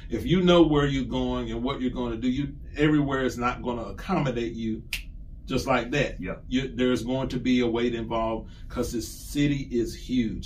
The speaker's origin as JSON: {"language": "English", "town": "Columbia", "region": "South Carolina", "country": "United States", "tie": "born or raised there", "said": "my hometown of Columbia, South Carolina"}